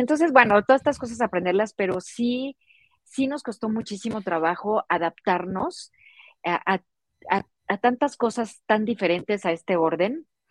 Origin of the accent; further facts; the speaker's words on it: Mexico City, Mexico; moved away; yo soy de la Ciudad de México